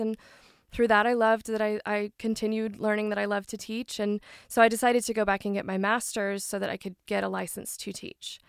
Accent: Franklin, Tennessee, United States; I did grow up in the Nashville, more Franklin area

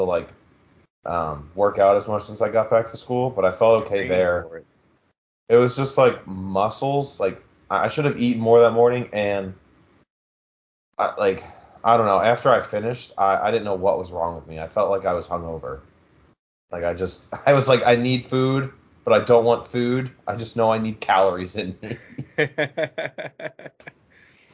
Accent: Philadelphia area, Pennsylvania, United States; now in Pittsburgh, United States; It's literally literally in my hometown

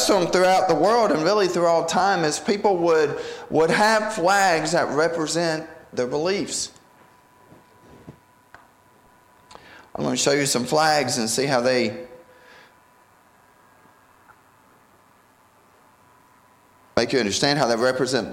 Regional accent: North Carolina, United States; I grew up in North Carolina

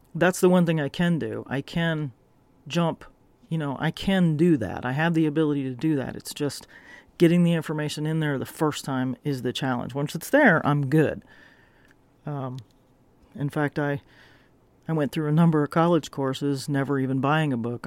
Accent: the South, United States; moved away; I grew up in the South

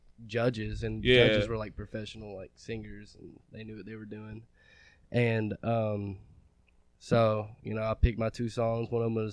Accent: Litchfield, Kentucky, United States; Litchfield, Kentucky.

